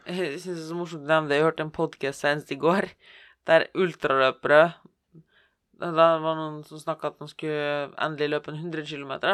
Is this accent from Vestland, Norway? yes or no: yes; Bergen, Vestland, Norway; Jeg er fra Bergen